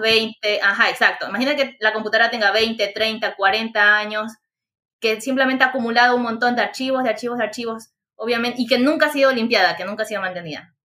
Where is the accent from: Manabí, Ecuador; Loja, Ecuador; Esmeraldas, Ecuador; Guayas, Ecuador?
Manabí, Ecuador; Chone; Yo soy de Chone, Manabí, Ecuador